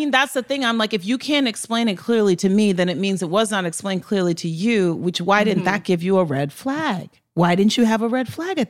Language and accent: English; Nigeria; Lacey, like, I'm Nigerian. Like, scams are part of my culture.